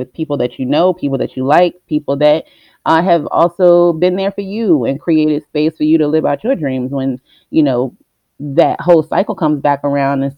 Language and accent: English; Richmond, United States; I'm born and raised in Richmond. I'm a Richmond girl. I've been here majority of my life